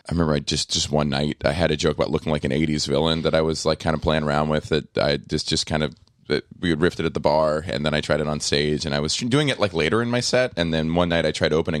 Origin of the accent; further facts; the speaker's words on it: Corpus Christi, Texas, United States; moved away; also born or lived in Atlanta, Georgia / Los Angeles; I grew up in Corpus Christi, Texas, and Atlanta, Georgia.